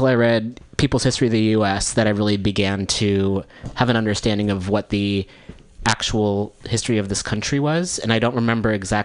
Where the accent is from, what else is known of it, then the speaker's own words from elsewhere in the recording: Bay Area, California, United States; also born or lived in suburb of Chicago, Illinois / New York; I was born here in the Bay Area, and then we moved to a suburb of Chicago for about 8 years